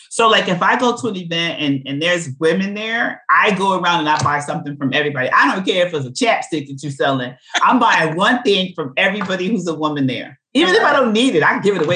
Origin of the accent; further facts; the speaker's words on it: New York City, New York, United States; I'm from Brooklyn.